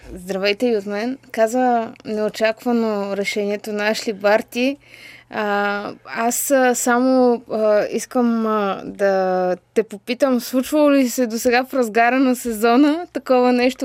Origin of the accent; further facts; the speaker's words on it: Bulgaria; аз като българка